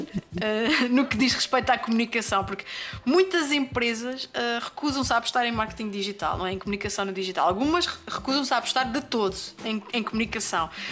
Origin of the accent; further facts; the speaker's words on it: Azores, Portugal; moved away; eu saí dos Açores